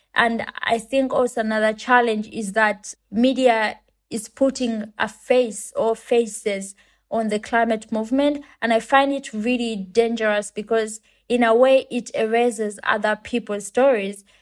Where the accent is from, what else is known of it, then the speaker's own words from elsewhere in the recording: Uganda; I come from Uganda and it's a country in Africa.